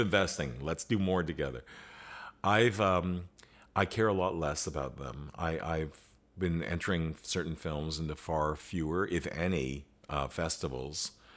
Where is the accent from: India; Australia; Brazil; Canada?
Canada; as Canadians, we have this strong American influence